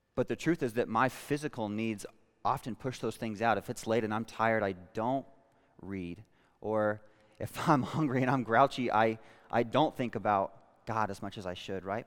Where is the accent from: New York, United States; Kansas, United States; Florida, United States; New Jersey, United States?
Kansas, United States; Western; I was born in Western Kansas